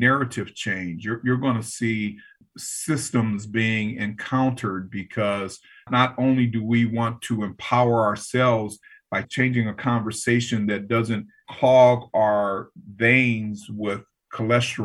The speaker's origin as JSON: {"language": "English", "town": "Los Angeles", "region": "California", "country": "United States", "tie": "born or raised there", "said": "When I grew up in South Central"}